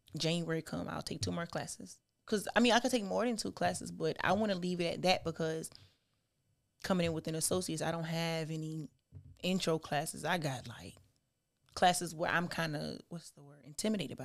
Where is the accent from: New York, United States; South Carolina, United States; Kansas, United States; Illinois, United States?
South Carolina, United States; also born or lived in Charleston, South Carolina / Parker's Ferry, South Carolina / Orangeburg, South Carolina; I was born in Charleston, South Carolina. Okay. But I was raised between Parker's Ferry, South Carolina, Smokes, South Carolina, and Orangeburg